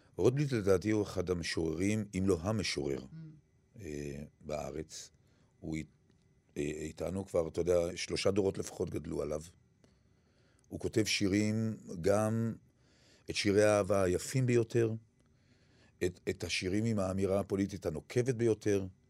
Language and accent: Hebrew; Kiryat Gat, Southern District, Israel; אני גדלתי בעיירת פיתוח